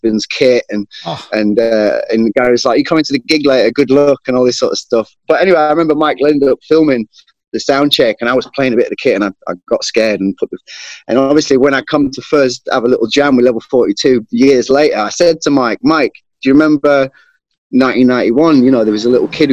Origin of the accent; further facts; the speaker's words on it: Sheffield, Yorkshire and the Humber, United Kingdom; moved away as an adult; also born or lived in London; I was brought up in Sheffield